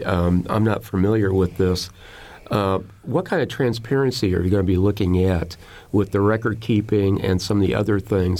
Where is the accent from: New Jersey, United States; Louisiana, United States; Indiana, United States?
Indiana, United States; Huntington; I'm from Huntington, Indiana, from Huntington County and Huntington Township, the only place in the United States where the county, the township, and the city is the same name.